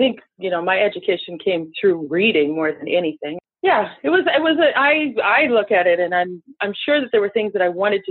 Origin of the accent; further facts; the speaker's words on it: Northern Ontario, Canada; moved away as an adult; also born or lived in Toronto / United States; we grew up on a huge farm in sort of the middle of nowhere, nestled in, what is it, northeastern Ontario or northwestern